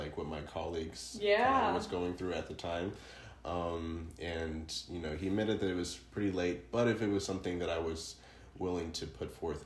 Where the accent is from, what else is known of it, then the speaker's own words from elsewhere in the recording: Atlanta, Georgia, United States; I'm originally from Atlanta, Georgia. I was born and raised there